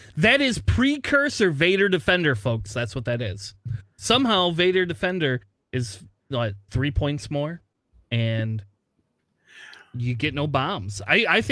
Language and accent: English; Springfield, Ohio, United States; I was born in Springfield, Ohio.